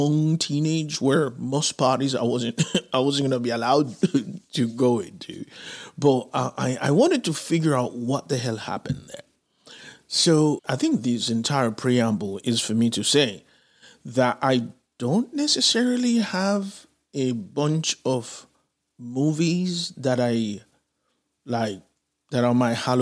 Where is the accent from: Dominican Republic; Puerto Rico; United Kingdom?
Dominican Republic; Santo Domingo; moved away; also born or lived in Haiti; I grew up in Santo Domingo living next to a movie theater.